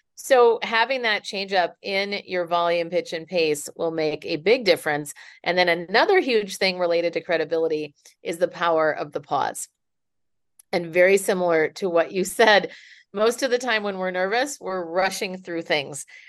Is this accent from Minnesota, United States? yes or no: yes; Minneapolis, Minnesota, United States; now in San Francisco, United States; I am originally from Minneapolis, but now I live in San Francisco.